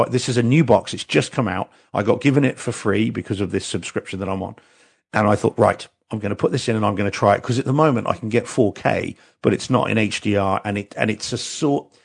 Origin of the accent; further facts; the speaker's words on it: New Zealand; I'm a New Zealander and like rugby is our is our religion basically in New Zealand